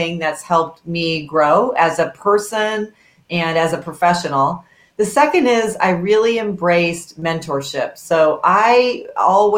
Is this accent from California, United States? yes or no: no; Kansas City, Missouri, United States; growing up in Kansas City, as a daughter of very hardworking parents